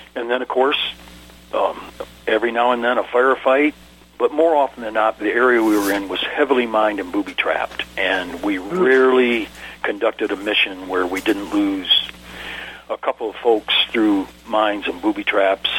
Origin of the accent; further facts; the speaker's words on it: Ann Arbor, Michigan, United States; moved away as an adult; I was born and raised in Ann Arbor, Michigan